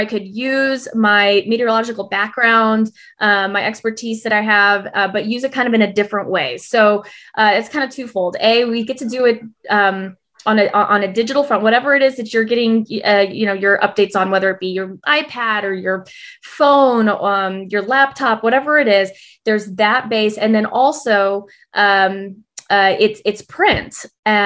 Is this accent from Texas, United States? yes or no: yes; Texas, United States; moved away as an adult; also born or lived in New York City; now in Tulsa, United States; I'm born and raised in Texas